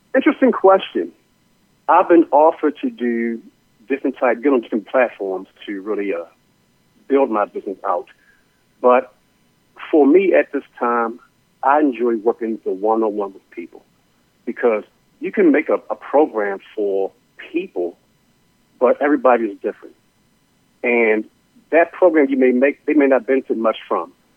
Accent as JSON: {"language": "English", "town": "Baltimore", "region": "Maryland", "country": "United States", "said": "I'm originally from Baltimore"}